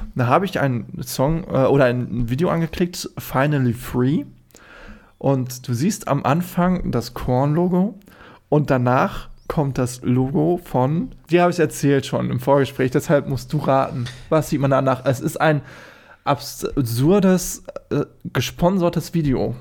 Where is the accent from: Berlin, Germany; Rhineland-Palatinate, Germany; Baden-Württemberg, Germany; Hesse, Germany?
Hesse, Germany; Friedberg; also born or lived in Darmstadt; wo ich herkomme, aus Karben, Friedberg, wie gesagt, Friedberg in äh, Hessen